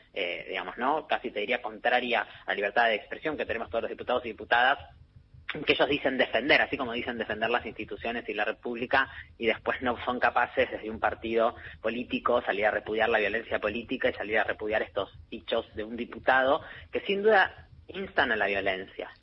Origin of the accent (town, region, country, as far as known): Argentina